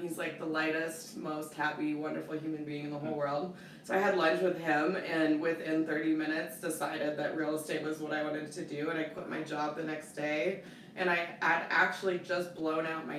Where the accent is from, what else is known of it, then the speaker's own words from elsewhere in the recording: Breckenridge, Colorado, United States; So I'm actually a Colorado native, okay. Born and raised in Breckenridge.